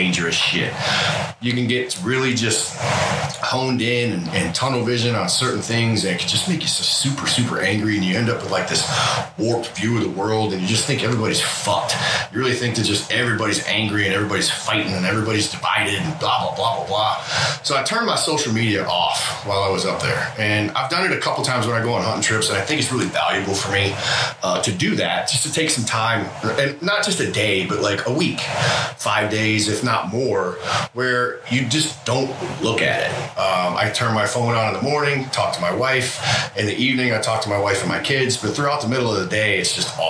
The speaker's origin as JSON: {"language": "English", "town": "Detroit", "region": "Michigan", "country": "United States", "moved": "yes", "said": "I'm from Detroit and fuck is like every third word for our culture"}